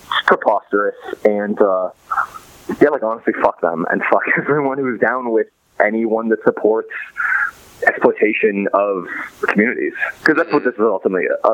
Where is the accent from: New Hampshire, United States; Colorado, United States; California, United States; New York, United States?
California, United States; Los Angeles; I'm from Los Angeles